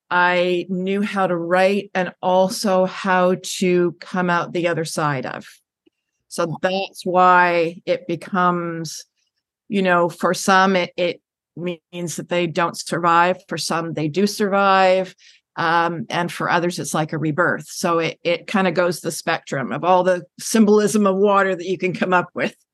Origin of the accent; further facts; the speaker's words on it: Vancouver, British Columbia, Canada; also born or lived in Richmond; having family on the island, and and growing up in Vancouver and Richmond, one of the suburbs